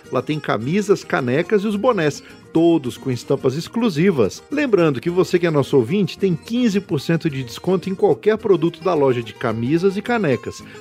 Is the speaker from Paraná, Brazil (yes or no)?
no; Araraquara, São Paulo, Brazil; Eu sou nascido em Araraquara, Morada do Sol.